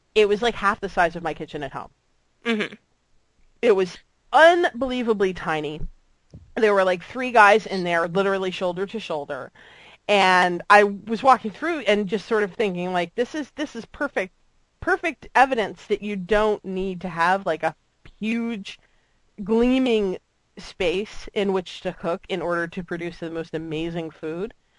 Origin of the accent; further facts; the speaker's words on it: South Florida, United States; moved away as an adult; growing up in South Florida